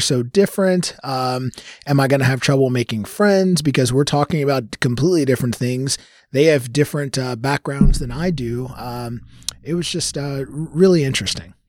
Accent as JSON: {"language": "English", "town": "Louisville", "region": "Kentucky", "country": "United States", "tie": "born or raised there", "said": "born and raised here in Louisville. Um, so I grew up in Smoketown"}